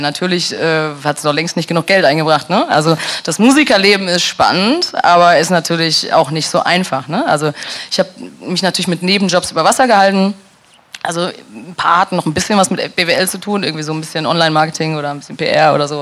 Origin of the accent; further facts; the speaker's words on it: Dortmund, North Rhine-Westphalia, Germany; moved away; also born or lived in near Koblenz / London; meiner Heimat Dortmund und im Kaff neben Koblenz